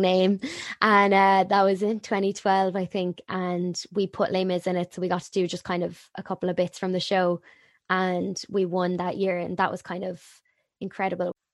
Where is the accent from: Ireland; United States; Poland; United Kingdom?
Ireland; Waterford, Munster; moved away as an adult; also born or lived in Cork; I'm from Waterford